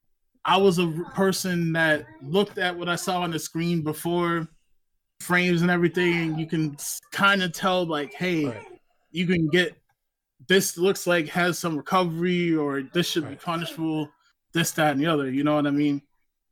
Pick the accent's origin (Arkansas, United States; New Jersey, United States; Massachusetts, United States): New Jersey, United States; also born or lived in Baltimore, Maryland; I'm originally from North Jersey